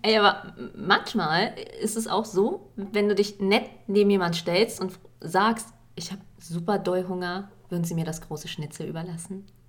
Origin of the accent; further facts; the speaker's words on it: Berlin, Germany; Ich bin ja auch in Berlin groß geworden